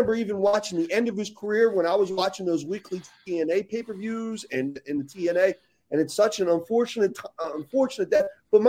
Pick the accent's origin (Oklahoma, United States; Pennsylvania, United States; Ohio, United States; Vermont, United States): Pennsylvania, United States; Philadelphia; also born or lived in New Jersey; I grew up in Philly. I grew up going to ECW shows